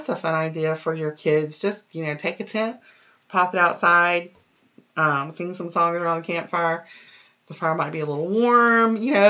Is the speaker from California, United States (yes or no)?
no; Key Largo, Florida, United States; because during some of my like middle elementary to middle school years, we grew up in the Keys. We were in Key Largo